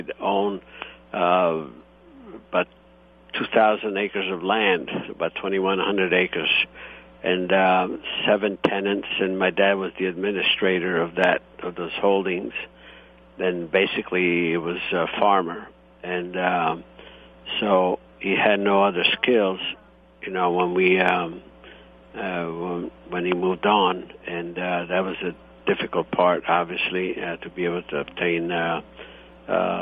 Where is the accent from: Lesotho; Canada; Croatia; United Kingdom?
Croatia; Istria County; now in United States; I was born in Italy, and the region is Istria, and however now it's Croatia.